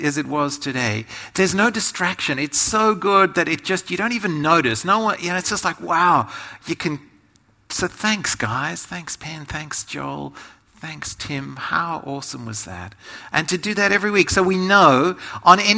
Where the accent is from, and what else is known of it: Australia